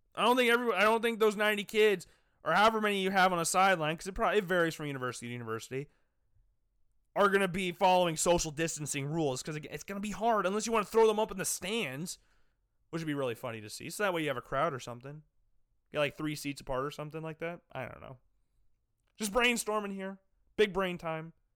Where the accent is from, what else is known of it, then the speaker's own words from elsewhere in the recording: Des Moines, Iowa, United States; also born or lived in Cedar Falls, Iowa; I'm from Des Moines, went to Drake games a lot